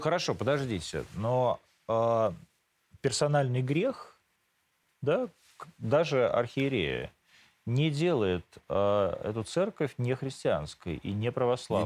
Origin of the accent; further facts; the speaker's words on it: Moscow, Russia; also born or lived in Rivne, Ukraine; Я не из Ровно, я из Москвы. Я приехал туда с отцом.